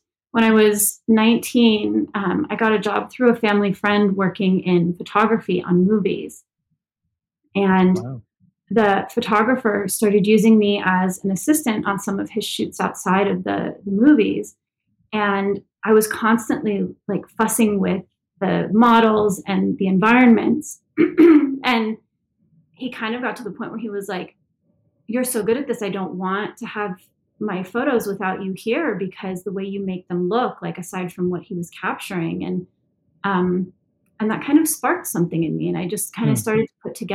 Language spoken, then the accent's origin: English; Santa Monica, California, United States; I'm born and raised in Santa Monica, California. I've never left.